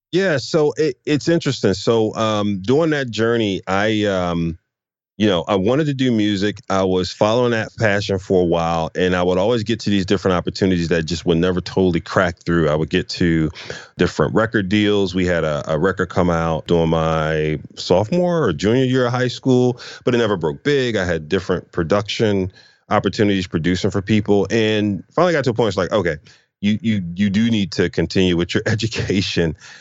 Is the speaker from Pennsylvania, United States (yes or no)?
yes; Philadelphia, Pennsylvania, United States; I grew up in, uh, Philadelphia, North Philadelphia